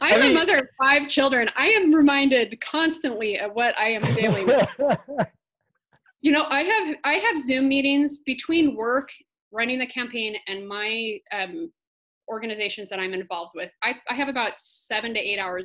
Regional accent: Washington, United States; also born or lived in Blakely Island, Washington; now in Maui, United States; I was not born on Maui. I was born in Washington, but my family's from a very small island in Washington state.

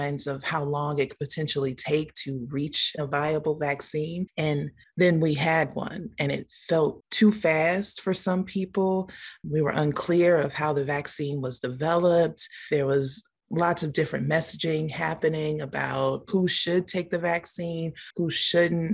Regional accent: Gary, Indiana, United States; also born or lived in Monticello, Arkansas; now in Indianapolis, United States; I am originally from Gary, Indiana. I've been in Indianapolis now since 2003.

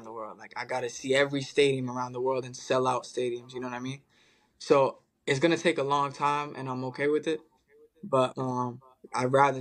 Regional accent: Dubai, United Arab Emirates; now in Melbourne, Australia; me growing up in Dubai and my mom's from Detroit, Michigan

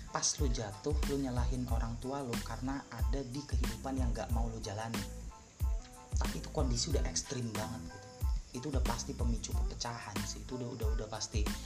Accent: Cirebon, West Java, Indonesia

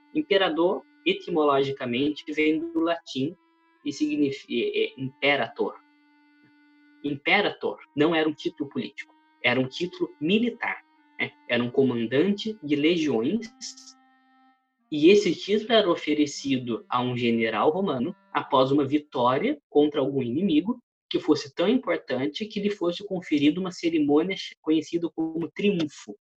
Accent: interior of São Paulo, Brazil; Eu venho do interior de São Paulo

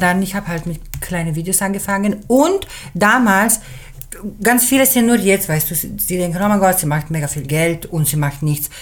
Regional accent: Switzerland; German is a second language; ich bin Schweizerin, äh, halb, halb, halb Schweizerin, halb Italienerin. Meine Mutter sprach im Dorf in der Schweiz, wo ich aufgewachsen bin, schon Italienisch

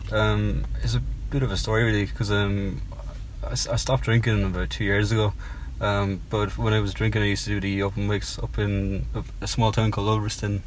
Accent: Cork, Munster, Ireland; moved away as an adult; also born or lived in United Kingdom; now in London, United Kingdom; as you can probably tell from my, my accent, I'm from Cork in Southern Ireland.

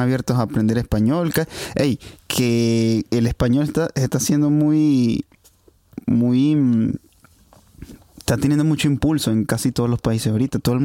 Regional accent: Venezuela; now in Hungary

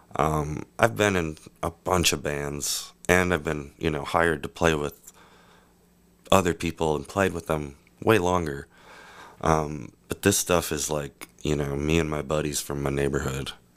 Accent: Wisconsin, United States; I'm from Wisconsin

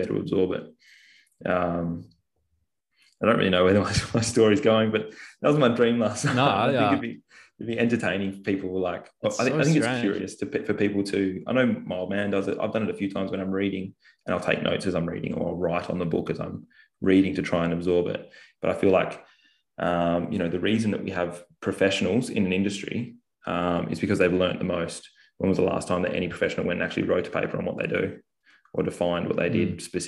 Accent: Bunbury, Western Australia, Australia; I grew up in Bunbury, which is south of Perth.

